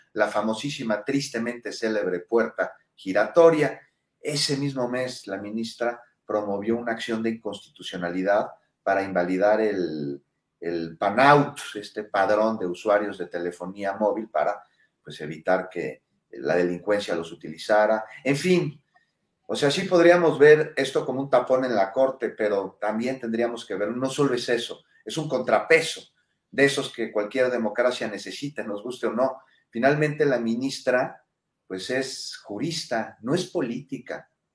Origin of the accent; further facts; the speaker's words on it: Mexico; somos mexicanos